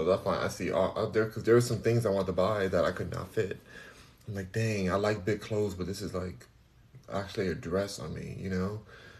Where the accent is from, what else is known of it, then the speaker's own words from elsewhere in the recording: Cincinnati, Ohio, United States; Only because I'm from Cincinnati.